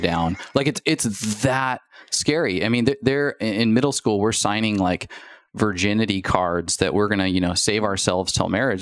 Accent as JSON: {"language": "English", "town": "Spokane", "region": "Washington", "country": "United States", "tie": "born or raised there", "said": "we are childhood sweethearts, like, from Spokane, Washington"}